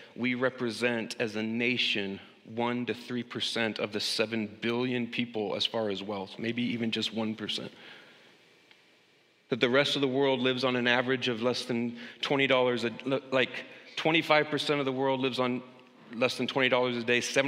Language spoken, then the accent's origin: English; United States; As an American